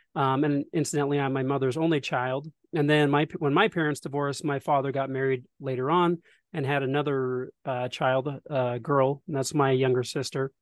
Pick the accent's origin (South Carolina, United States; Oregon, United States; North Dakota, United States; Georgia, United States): Oregon, United States; Detroit; also born or lived in Salem, Oregon / Washington / California; I was born in Salem, Oregon, um, back in nineteen eighty, uh, and most of my early life was spent in the Pacific Northwest